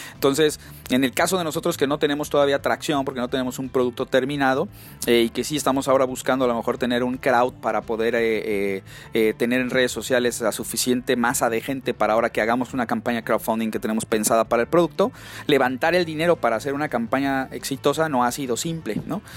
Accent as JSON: {"language": "Spanish", "region": "Mexico City", "country": "Mexico", "moved": "as an adult", "lives_now": "Silicon Valley, United States", "said": "yo soy eh, de la Ciudad de México"}